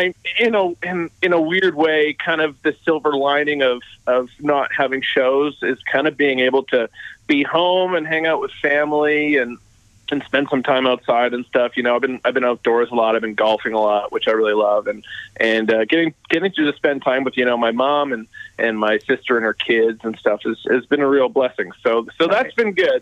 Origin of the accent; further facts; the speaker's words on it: Winnipeg, Manitoba, Canada; I am from Winnipeg